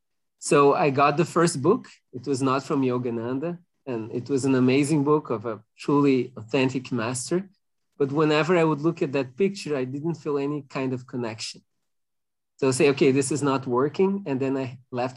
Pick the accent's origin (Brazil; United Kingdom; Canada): Brazil; Porto Alegre, Rio Grande do Sul; moved away as an adult; also born or lived in France; I'm currently in Brazil, in Porto Alegre. That's my hometown, even though I work in France